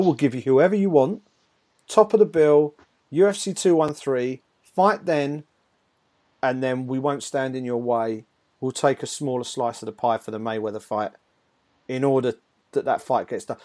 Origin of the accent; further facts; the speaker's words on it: United Kingdom; as a Brit